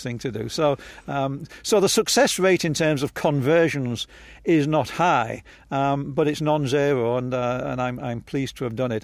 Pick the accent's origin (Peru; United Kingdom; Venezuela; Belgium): United Kingdom; Hull, Yorkshire and the Humber; now in Palo Alto, United States; I was born in Hull